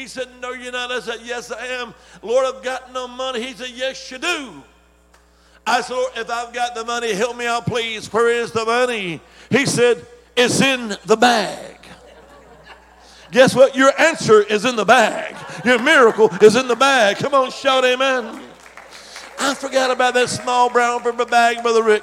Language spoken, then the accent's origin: English; Alabama, United States; also born or lived in Dominican Republic; now in Virginia, United States; originally I'm from the Holy Land. I am Alabama